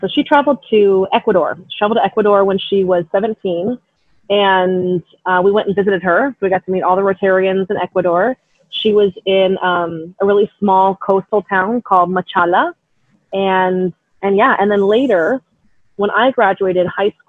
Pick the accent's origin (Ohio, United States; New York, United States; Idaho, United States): Idaho, United States; Boise; moved away as an adult; also born or lived in California; now in Hawaii, United States; Growing up in Boise, Idaho